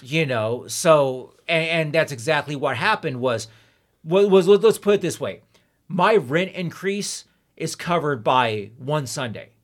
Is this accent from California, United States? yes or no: yes; Ontario, California, United States; also born or lived in Hesperia, California; I lived in Ontario, California, and Lynn Empire until I was twelve, and then we moved to Hesperia, California, the high desert, and I've been there ever since